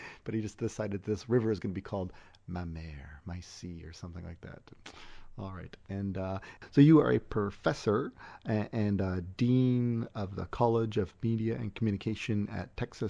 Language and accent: English; Canada; And as a Canadian, we're actually blacked out from being able to go through like the Daily Show archive.